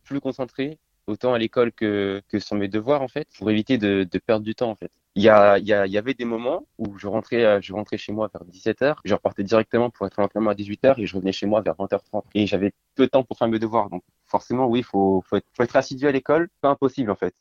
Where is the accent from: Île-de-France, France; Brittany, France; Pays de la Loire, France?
Pays de la Loire, France; Nantes; also born or lived in Brest; Je suis né à Brest et euh, je suis venu à Nantes